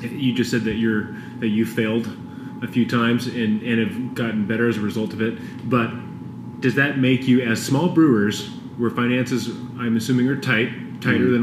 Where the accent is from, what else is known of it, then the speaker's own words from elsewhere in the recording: California, United States; moved away; also born or lived in Portland; growing up in California